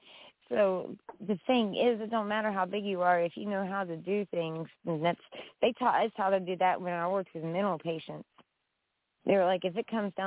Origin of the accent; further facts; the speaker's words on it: West Virginia, United States; I'm from West Virginia